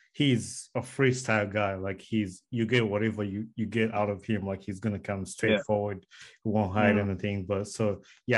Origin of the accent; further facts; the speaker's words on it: Uganda; now in United States; I was born in Uganda. I might live in the US right now